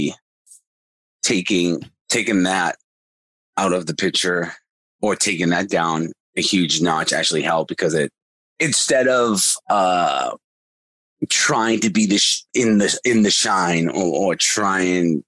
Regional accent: Boston, Massachusetts, United States; I'm from Boston

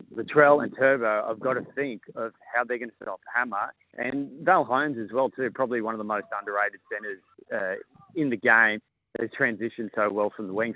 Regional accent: Queensland, Australia; as a Queenslander

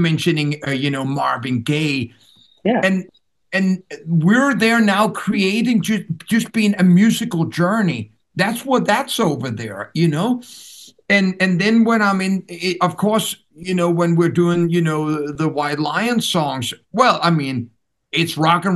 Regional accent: Denmark; first language Danish; English is a second language; the country that I was born and raised

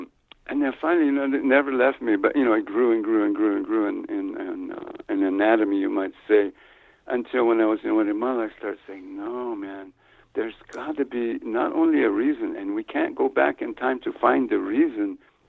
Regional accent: New Mexico, United States; also born or lived in Ohio; You know, I grew up in New Mexico, like I said, I was born in Ohio, but I didn't grow up there. I grew up in New Mexico on an Indian reservation here.

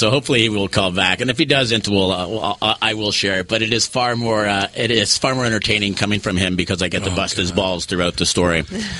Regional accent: Montreal, Quebec, Canada; I grew up in Montreal, which is one of the amazing food cities

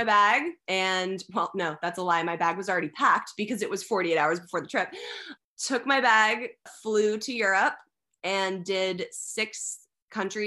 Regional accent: Los Angeles, California, United States; I grew up in Los Angeles. I was born and raised here

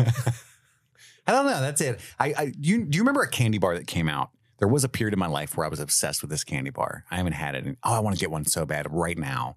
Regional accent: Cincinnati, Ohio, United States; We both lived here our whole lives

